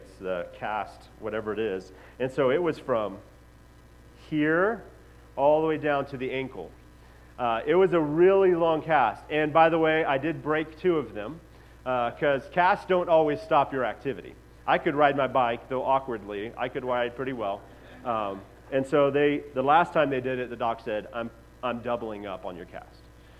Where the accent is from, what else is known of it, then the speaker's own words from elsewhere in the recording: Xalapa, Veracruz, Mexico; But growing up in Mexico, I lived in Jalapa, Veracruz, which is where the word jalapeno peppers comes from